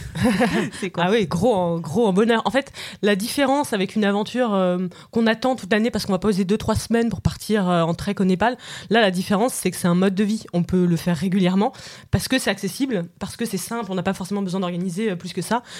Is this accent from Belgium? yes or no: no; Paris, Île-de-France, France; j'ai 32 ans, je viens de Paris.